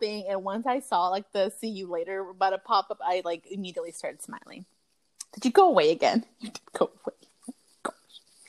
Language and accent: English; Texas, United States; we're from Texas